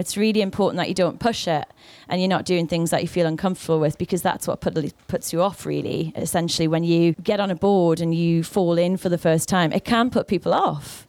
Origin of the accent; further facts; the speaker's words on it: the Northeast, North East England, United Kingdom; moved away; I'm from the Northeast.